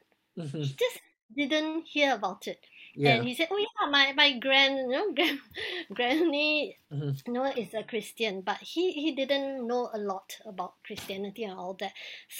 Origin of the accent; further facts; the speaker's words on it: Penang, Malaysia; first language English; At home, we also speak Hokkien, which is our dialect. It's a predominant dialect in Penang